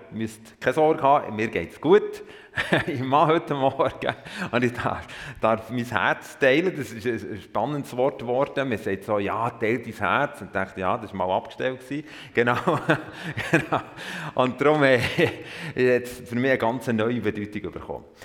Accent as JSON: {"language": "German", "area": "Emmental", "region": "Bern", "country": "Switzerland", "tie": "born or raised there", "also_born_or_lived": "Thun", "said": "Ich bin im Emmental aufgewachsen"}